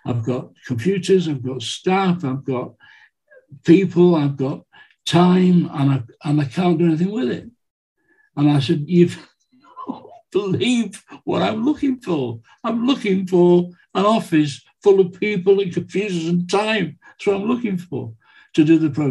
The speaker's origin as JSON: {"language": "English", "region": "England", "country": "United Kingdom", "said": "I'm from England"}